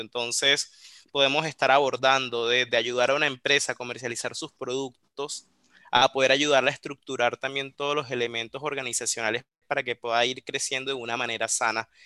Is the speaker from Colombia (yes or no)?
yes; Colombia; accent: Colombian; now in Córdoba, Argentina; Yo estoy desde Córdoba, en la provincia de Córdoba, en Argentina, aunque por la tonada se percatarán que soy colombiano.